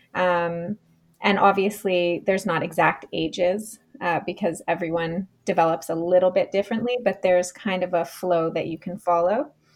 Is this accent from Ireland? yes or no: no; Canada; moved away as an adult; also born or lived in Australia; I am originally from Canada, where I am right now on the east coast of Canada